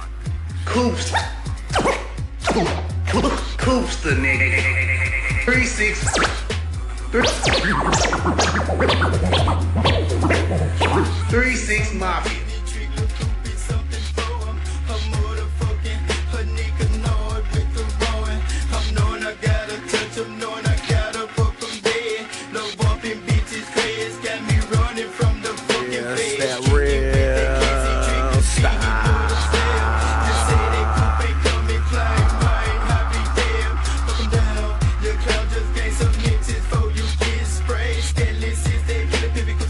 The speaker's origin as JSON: {"language": "English", "region": "the South", "country": "United States", "said": "I'm from the South"}